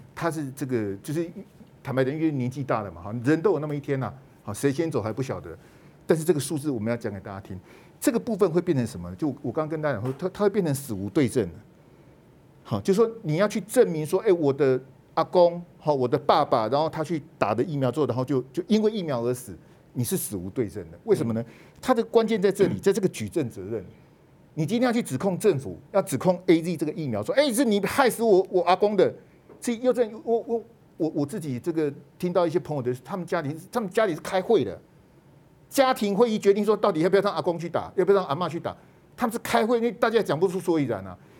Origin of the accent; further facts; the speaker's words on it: Taiwan; 我们台湾人的素质很好